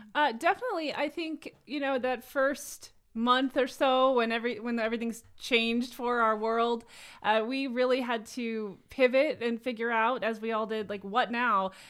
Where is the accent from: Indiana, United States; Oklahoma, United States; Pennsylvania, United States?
Indiana, United States; Etna Green; now in South Bend, United States; I am from Etna Green